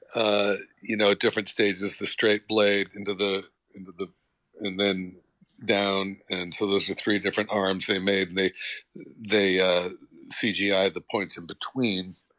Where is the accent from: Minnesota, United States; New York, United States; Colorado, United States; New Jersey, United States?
New York, United States; New York City; I was born in Brooklyn